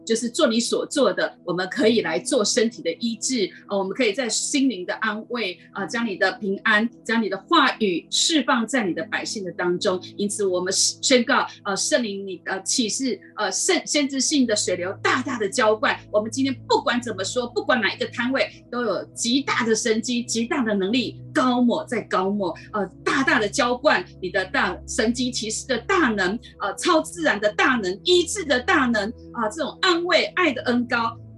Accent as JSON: {"language": "Chinese", "country": "Taiwan", "said": "台湾人哈，很喜欢逛夜市、逛街啊"}